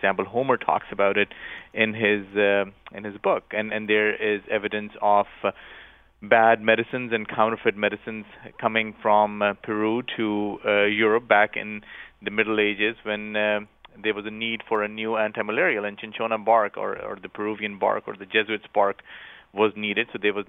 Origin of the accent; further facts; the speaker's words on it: Pakistan; I grew up in Pakistan, and just a few years ago, there was probably the worst public health tragedy in Pakistan